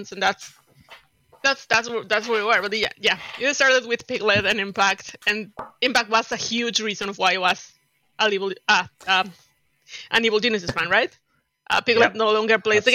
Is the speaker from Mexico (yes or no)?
yes; Mexico; I am from Mexico